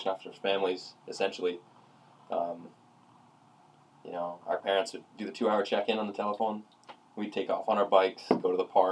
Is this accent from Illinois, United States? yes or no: no; Middletown, New York, United States; I was born in Middletown, Horton Hospital, October 21st, 1988